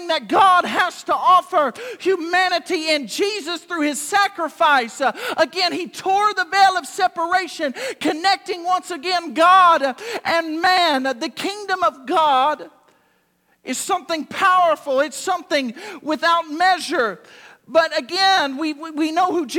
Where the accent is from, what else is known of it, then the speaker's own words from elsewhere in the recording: United States; I'm American